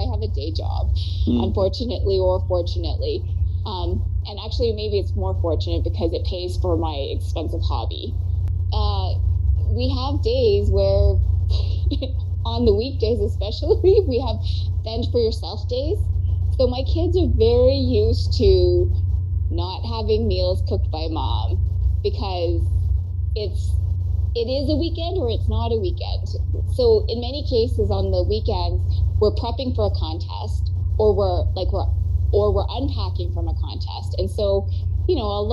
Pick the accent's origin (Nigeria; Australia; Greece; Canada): Canada; I'm a Canadian citizen